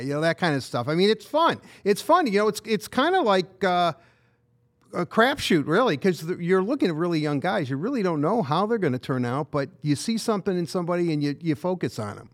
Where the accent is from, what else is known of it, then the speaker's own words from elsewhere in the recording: Detroit, Michigan, United States; growing up in Detroit